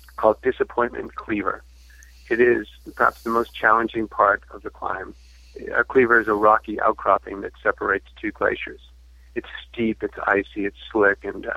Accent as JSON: {"language": "English", "region": "Massachusetts", "country": "United States", "also_born_or_lived": "Arizona", "moved": "as an adult", "said": "I'm from Massachusetts, so I moved to Arizona in 2000 to pursue a master's degree"}